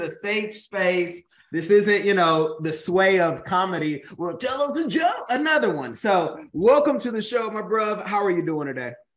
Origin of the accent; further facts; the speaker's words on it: Oakland, California, United States; where I'm from Oakland